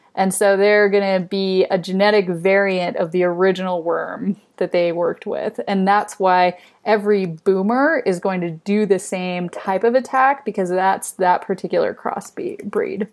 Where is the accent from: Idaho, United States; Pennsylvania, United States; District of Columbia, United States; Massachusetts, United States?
Idaho, United States; I grew up in Idaho